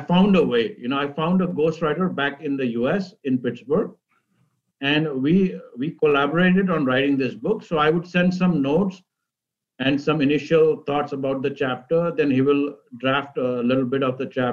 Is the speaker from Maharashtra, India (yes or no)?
yes; Mumbai, Maharashtra, India; moved away as an adult; also born or lived in Cleveland / Boston; now in Northern Virginia, United States; I was born in India, and I grew up in Mumbai. And I moved to the United States 30 years ago, first as an international student